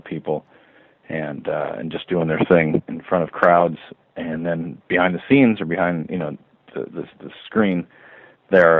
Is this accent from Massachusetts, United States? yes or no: no; Orange County, California, United States; I grew up in Orange County, California